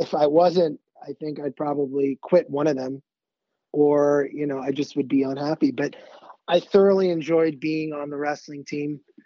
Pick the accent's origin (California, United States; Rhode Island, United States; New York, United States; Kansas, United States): New York, United States; Great Neck; I'm from Great Neck, which isn't too far from the city